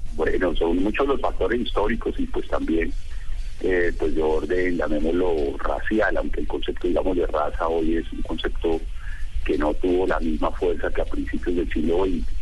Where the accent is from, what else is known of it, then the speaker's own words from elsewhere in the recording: Colombia; nuestro país